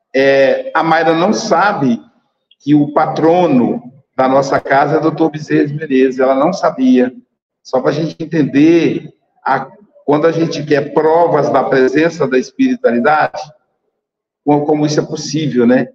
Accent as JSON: {"language": "Portuguese", "town": "Muriaé", "region": "Minas Gerais", "country": "Brazil", "tie": "born or raised there", "said": "da minha terra natal, Muriaé"}